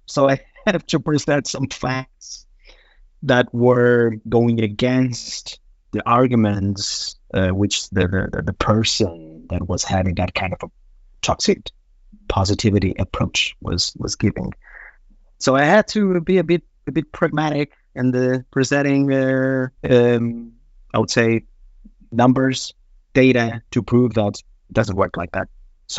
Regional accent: Portugal; English is a second language; And that's where I came from Portugal.

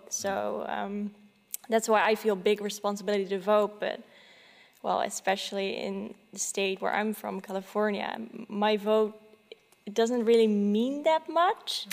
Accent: Netherlands; also born or lived in Silicon Valley, United States; I haven't lived there for very long, about th- three years, and then we went back to uh, the Netherlands.

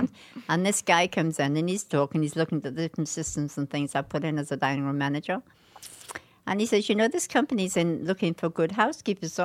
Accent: England, United Kingdom; moved away as an adult; now in United States; return to England as a British subject

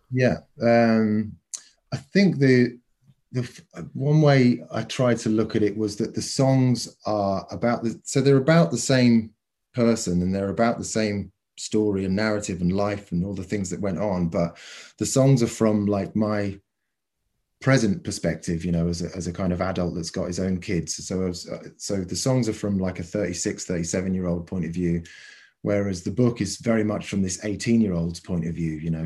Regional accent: Cornwall, South West England, United Kingdom; moved away; also born or lived in New Zealand / London; my own childhood, you know, the, the sort of structure of growing up in Cornwall and then moving to New Zealand and then eventually getting to London

